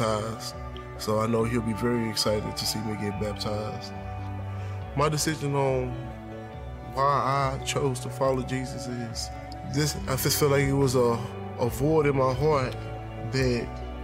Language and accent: English; Waco, Texas, United States; I am from Waco, Texas.